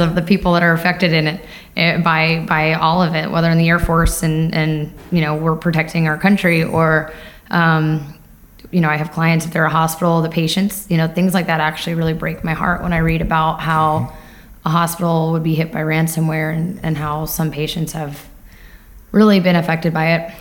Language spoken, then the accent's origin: English; Lindenhurst, New York, United States; moved away as an adult; born and raised in New York on Long Island, uh, Lindenhurst, New York.